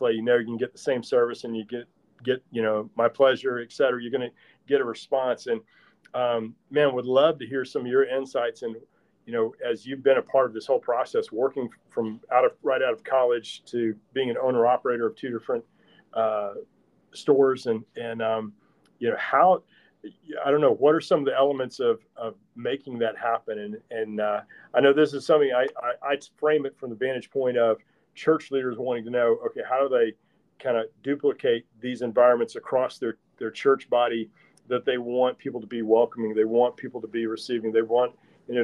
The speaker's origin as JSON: {"language": "English", "town": "DeLand", "region": "Florida", "country": "United States", "tie": "born or raised there", "said": "I grew up in DeLand"}